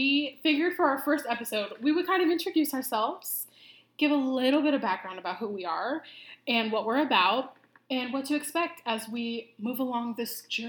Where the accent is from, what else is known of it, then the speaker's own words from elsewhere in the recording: Iowa, United States; moved away as an adult; now in Arizona, United States; But born and raised in Iowa, which I am so glad that I was raised in Iowa. Love Iowa.